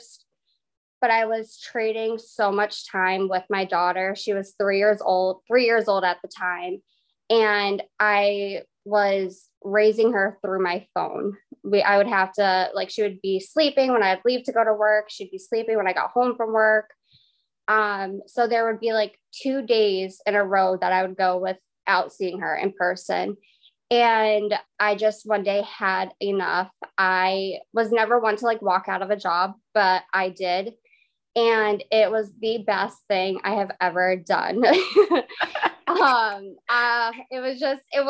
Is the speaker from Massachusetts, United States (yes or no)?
yes; Massachusetts, United States; I am from Massachusetts